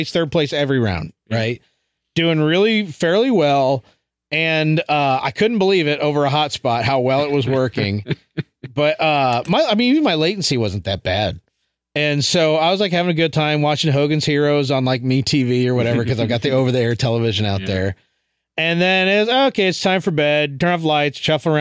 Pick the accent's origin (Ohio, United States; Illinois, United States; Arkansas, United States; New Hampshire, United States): Illinois, United States; Chicago; moved away; when I was growing up in Chicago, we lived at the very bottom of an old neighborhood